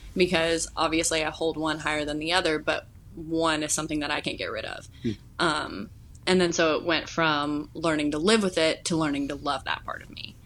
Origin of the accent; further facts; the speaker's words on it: Louisville, Kentucky, United States; now in Wilmore, United States; I grew up in Louisville, Kentucky